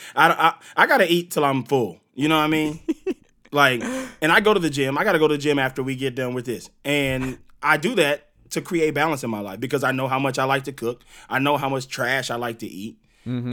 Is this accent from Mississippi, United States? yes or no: yes; Mississippi Gulf Coast, United States; moved away; my hometown in Mississippi